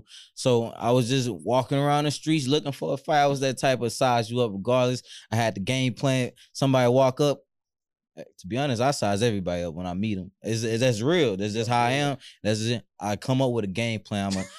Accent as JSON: {"language": "English", "region": "Louisiana", "country": "United States", "said": "I'm from Louisiana."}